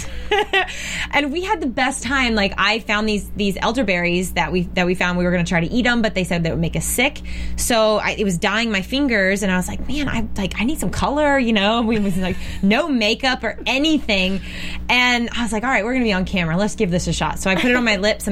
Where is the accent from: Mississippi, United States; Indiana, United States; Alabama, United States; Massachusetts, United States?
Alabama, United States; we grew up in Alabama